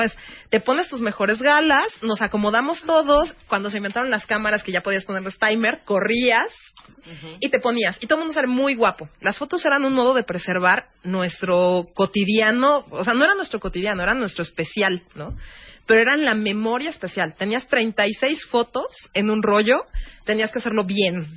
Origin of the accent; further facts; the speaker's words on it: Mexico; como mexicanos